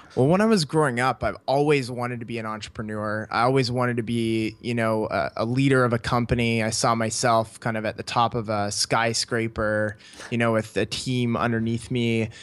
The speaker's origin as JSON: {"language": "English", "country": "Canada", "tie": "born or raised there", "moved": "as an adult", "said": "I grew up in Canada"}